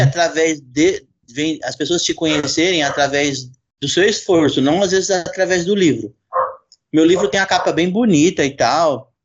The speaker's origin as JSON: {"language": "Portuguese", "region": "São Paulo", "country": "Brazil", "lives_now": "Jundiaí, Brazil", "said": "Hoje eu moro em Jundiaí, mas sou de São Paulo."}